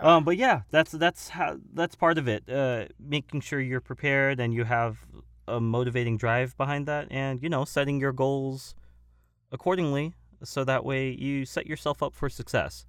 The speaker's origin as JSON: {"language": "English", "town": "Simi Valley", "region": "California", "country": "United States", "tie": "born or raised there", "also_born_or_lived": "Woodland Hills, California", "said": "I actually was born in, uh, Woodland Hills, California, and I had lived in my hometown of Simi Valley"}